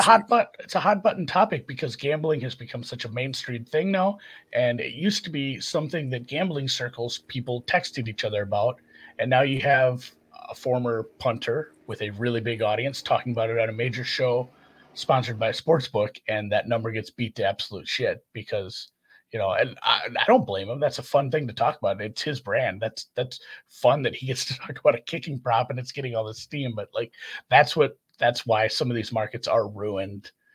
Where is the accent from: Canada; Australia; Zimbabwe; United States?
United States; Minnesota; I'm from Minnesota